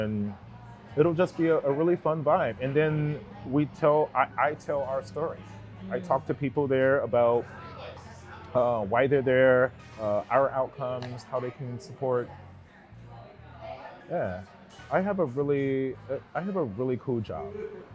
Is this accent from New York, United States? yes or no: no; Gary, Indiana, United States; now in Seattle, United States; a young Black kid growing up in Gary, Indiana